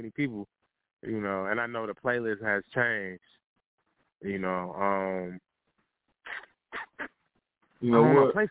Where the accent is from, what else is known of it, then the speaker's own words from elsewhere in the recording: Midwest, United States; I'm I'm from the Midwest